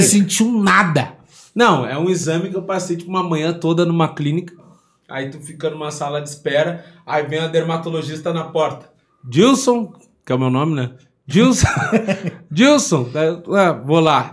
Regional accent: Porto Alegre, Rio Grande do Sul, Brazil; nascido e criado no Rio Grande do Sul

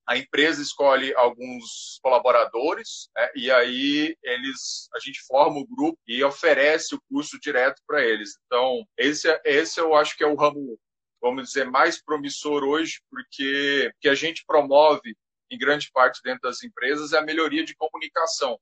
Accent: Goiás, Brazil; now in Florianópolis, Brazil; Eu sou natural de Goiás e vim para Florianópolis em 2003

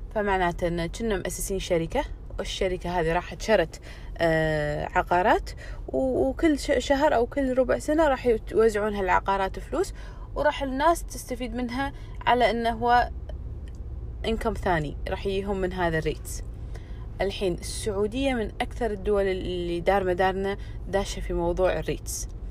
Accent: Kuwait; عندنا بالكويت او يعني بالخليج

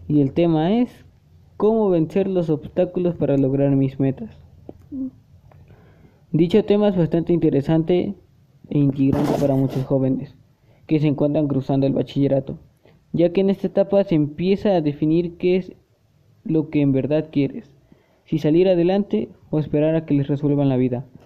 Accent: Puebla, Mexico; Soy de nacionalidad mexicana del estado de Puebla. Aún me considero mitad poblana y mitad oaxaqueña, ya que mi papá es poblano y mi mamá es oaxaqueña. Pero yo nací en el estado de Puebla.

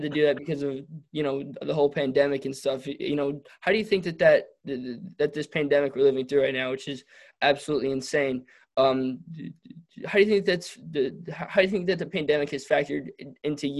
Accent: Detroit, Michigan, United States; I'm from Detroit

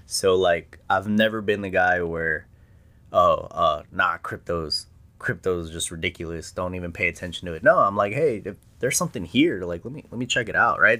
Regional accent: Presidio, Texas, United States; now in San Antonio, United States; I grew up in West Texas

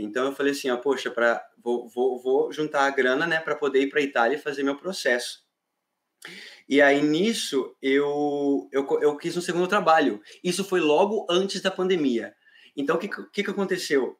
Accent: near São José do Rio Preto, interior of São Paulo, Brazil; moved away as an adult; now in Ireland; Eu venho de uma cidade lá do interior de São Paulo, o Shoa.

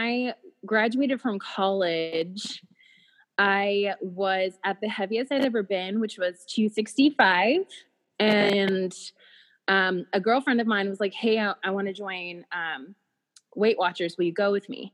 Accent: Wilmington, North Carolina, United States; now in San Francisco, United States; I live here in San Francisco, California, but I'm originally from Wilmington, North Carolina

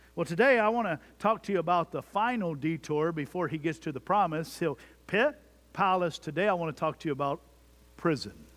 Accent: Jones Creek, Texas, United States; my hometown of Jones Creek, Texas

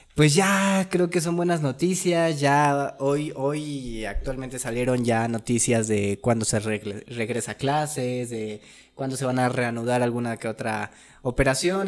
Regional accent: Mexico; Como buenos mexicanos

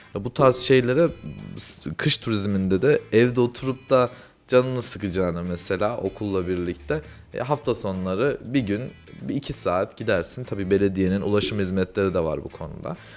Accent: Kayseri Province, Turkey; Ben Kayseriliyim

